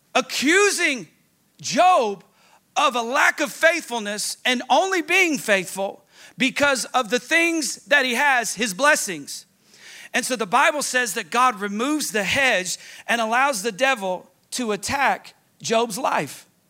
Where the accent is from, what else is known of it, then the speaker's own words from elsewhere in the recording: Tennessee, United States; I'm from Tennessee